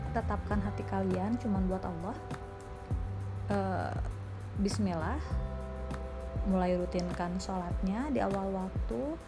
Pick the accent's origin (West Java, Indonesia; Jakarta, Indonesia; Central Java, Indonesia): West Java, Indonesia; Sukabumi; moved away as an adult; now in Bandung, Indonesia; aku lahir dan dibesarkan di Sukabumi